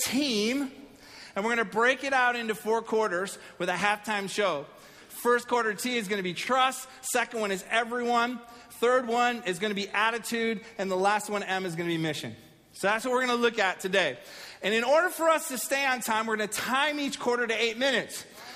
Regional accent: Pittsburgh, Pennsylvania, United States; I was born in Pittsburgh

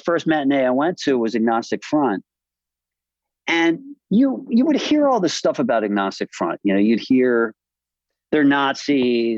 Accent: Westchester, New York, United States; I grew up in Westchester, upper middle class high school

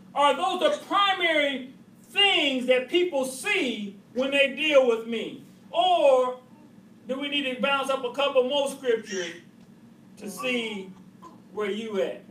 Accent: Cleveland, Ohio, United States; that's my hometown team

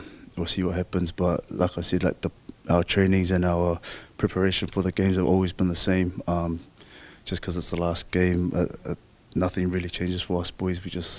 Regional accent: Lalovaea, Samoa; So, dad comes from Salit Moor. Mom comes from Vayu'i Safata, but I was brought up in Lalovaya with my grandma.

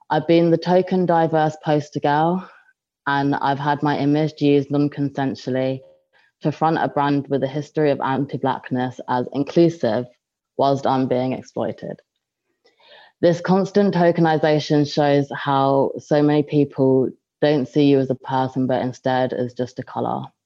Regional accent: London, United Kingdom; Um, hi everyone … Um, I'm from London and I study um, here in Bath um, at Bath University.

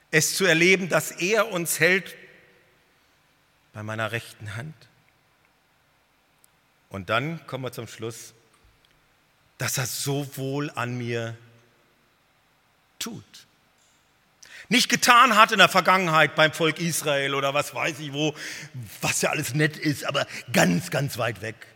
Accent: North Germany, Germany; Also ich als Norddeutscher, ich war total überwältigt.

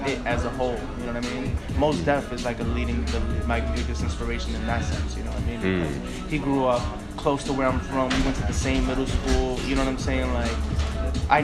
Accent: New York City, New York, United States; I'm from Bed-Stuy, so it's a predominantly black neighborhood

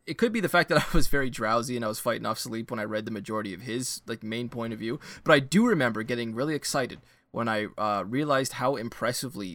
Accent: Canada; as a Canadian

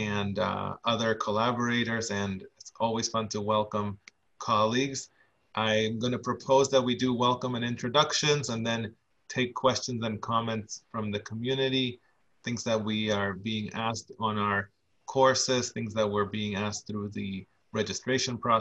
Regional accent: Argentina; now in Boston, United States; I'm originally from Argentina.

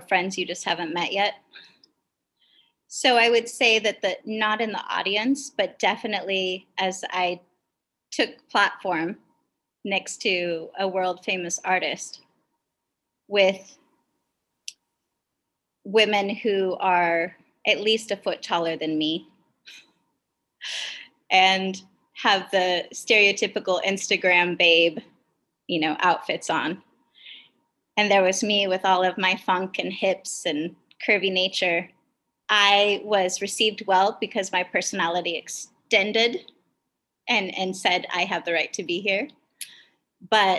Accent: Kenai, Alaska, United States; moved away; also born or lived in Kasilof, Alaska; I grew up in Alaska predominantly. I was a fisherman's daughter

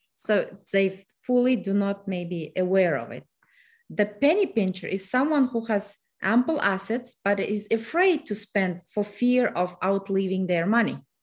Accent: Kazakhstan; English is a second language; moved away as an adult; now in United States; I am originally from Kazakhstan, so I came to United States in two thousand six. English is my third self-taught language.

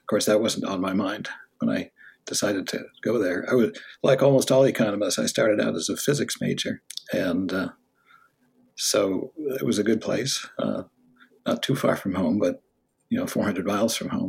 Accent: Los Angeles, California, United States; now in Stanford, United States; Then my father moved to UCLA, and when I was eight, so I spent the second half in West LA.

